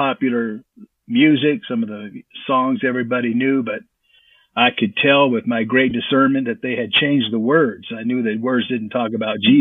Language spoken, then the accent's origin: English; Stockton, California, United States; first language English; moved away; I was born in Stockton, California